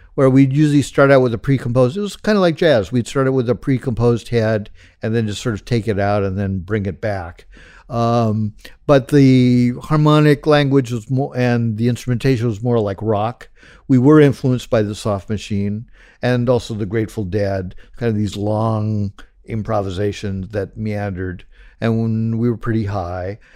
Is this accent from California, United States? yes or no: yes; Los Angeles, California, United States; I grew up in the San Fernando Valley, uh, which is the suburb of Los Angeles, greater Los Angeles area